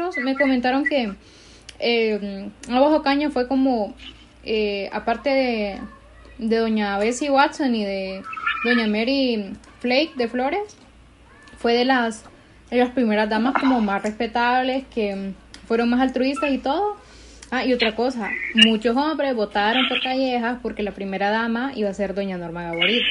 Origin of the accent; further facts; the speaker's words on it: Honduras; como hondureños en general